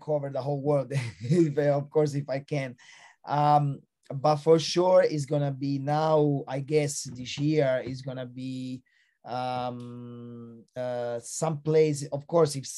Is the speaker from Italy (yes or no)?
yes; Italy; moved away; also born or lived in Australia; Italy, which is my home country